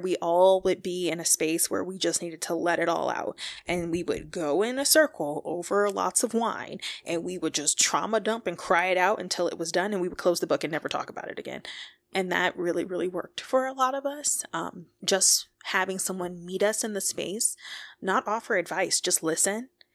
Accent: Detroit, Michigan, United States; moved away as an adult; also born or lived in Boulder, Colorado; I am from Detroit, Michigan

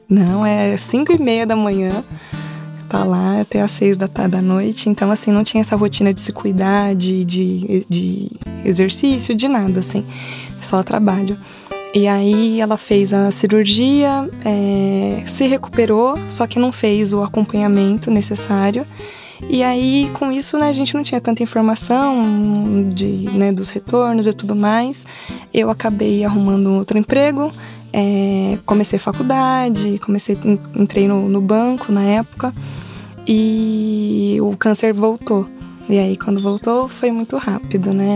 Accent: ABC Paulista, São Paulo, Brazil; meus pais sempre tiveram um negócio próprio, uma banca de jornal em São Paulo. Nós somos do ABC

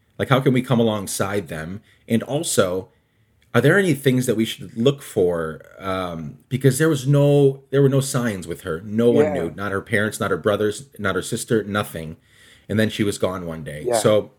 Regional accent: Guatemala; born or raised there

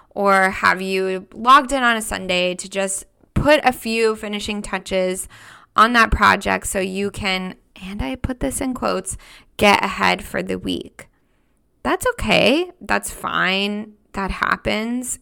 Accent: United States; moved away as an adult; also born or lived in Switzerland; I'm an American woman.

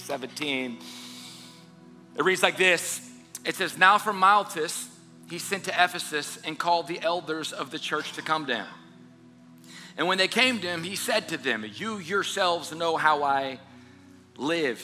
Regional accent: South Louisiana, United States; moved away as an adult; also born or lived in Southern California; I'm born and raised in South Louisiana

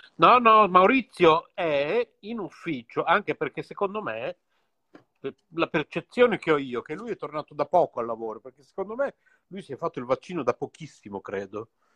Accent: Bologna, Emilia-Romagna, Italy; io sono nato a Bologna

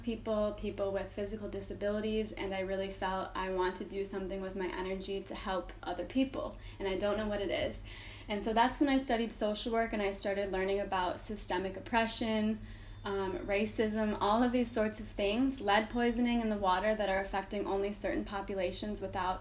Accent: Chicago, Illinois, United States; moved away; I am from Chicago

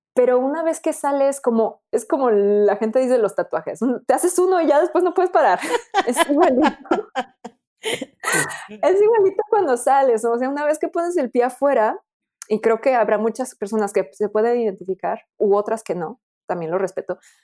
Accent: Mexico; now in France; también soy mexicana

